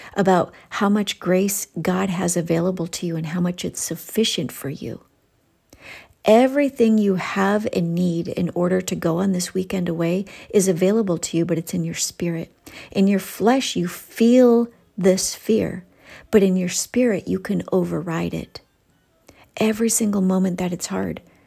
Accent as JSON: {"language": "English", "region": "Ohio", "country": "United States", "accent": "Ohio", "said": "my Ohio accent's coming out"}